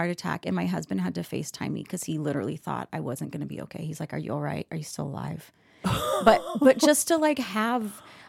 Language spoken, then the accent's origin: English; Kansas City, Missouri, United States; born there; But I was born in Kansas City, Missouri, where my mom was a professional cheerleader for the Kansas City Chiefs.